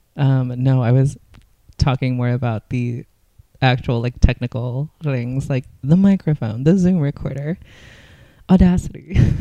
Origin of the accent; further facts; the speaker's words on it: California, United States; growing up in California